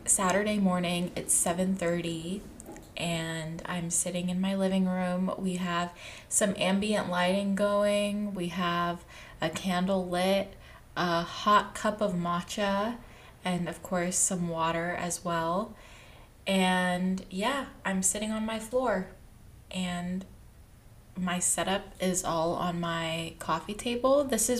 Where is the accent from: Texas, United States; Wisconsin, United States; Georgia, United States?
Texas, United States; moved away as an adult; now in California, United States; I moved from Texas, and I grew up in Texas, and I went to college about an hour away from home